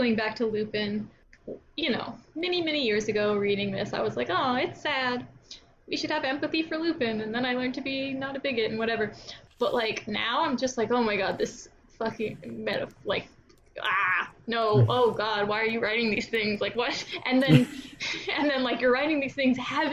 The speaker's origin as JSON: {"language": "English", "region": "Texas", "country": "United States", "said": "I'm from Texas"}